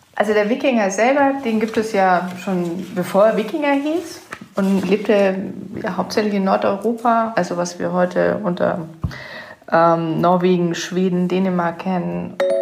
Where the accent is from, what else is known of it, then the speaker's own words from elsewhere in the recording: Southern Germany, Germany; ich komme ja aus Süddeutschland